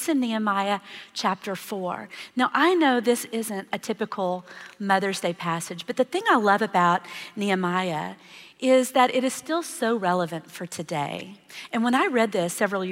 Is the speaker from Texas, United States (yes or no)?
yes; Texas, United States; I grew up in Texas